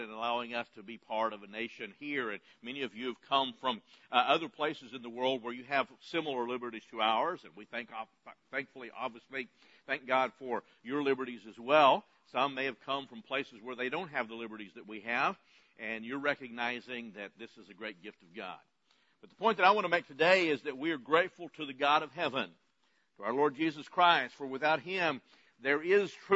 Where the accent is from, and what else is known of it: United States